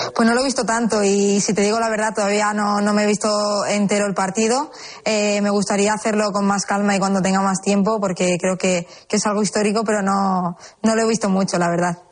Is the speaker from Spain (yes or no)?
yes; Seville, Andalusia, Spain; soy sevillana